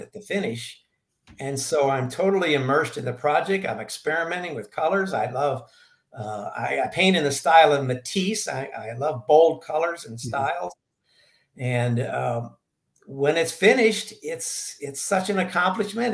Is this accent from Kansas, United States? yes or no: no; St. Louis, Missouri, United States; moved away as an adult; also born or lived in Arizona; now in Sedona, United States; I was uh, born and raised in St. Louis